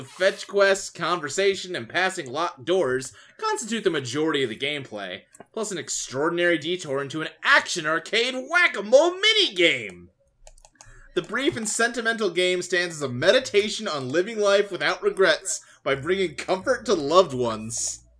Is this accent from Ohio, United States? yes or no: yes; Ohio, United States; born there; also born or lived in Kentucky / Texas; I mean, I was born in Ohio.